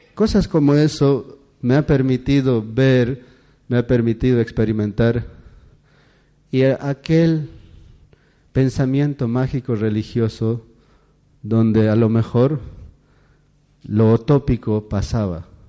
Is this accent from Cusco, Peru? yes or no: yes; Cusco, Peru; Spanish is a second language; moved away; mi pueblo es conocido con la nación Kero, que somos alrededor de 4.000 personas